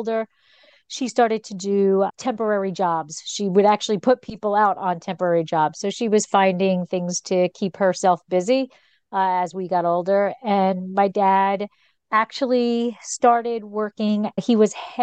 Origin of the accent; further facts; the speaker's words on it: Bergen County, New Jersey, United States; I grew up in Bergen County, so very much North Jersey.